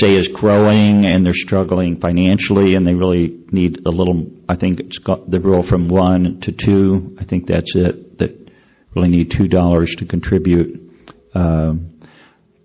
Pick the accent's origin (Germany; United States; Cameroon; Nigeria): United States; Chicago, Illinois; I'm from Chicago.